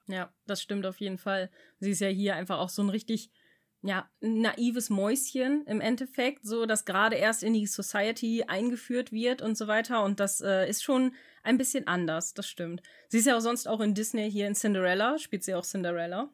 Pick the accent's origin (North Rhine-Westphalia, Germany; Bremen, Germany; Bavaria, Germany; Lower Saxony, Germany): Bremen, Germany; bei uns in Bremen